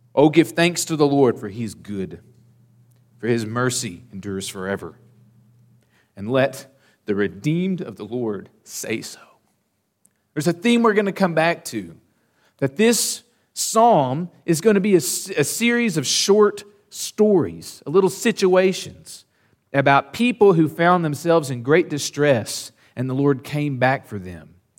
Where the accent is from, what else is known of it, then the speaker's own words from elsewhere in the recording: Southern Oklahoma, United States; When I was growing up in Southern Oklahoma